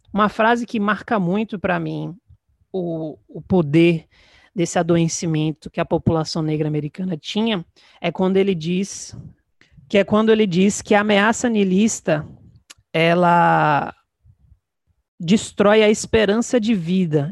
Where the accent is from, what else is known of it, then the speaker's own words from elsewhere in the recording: Salvador, Bahia, Brazil; sou de Salvador, Bahia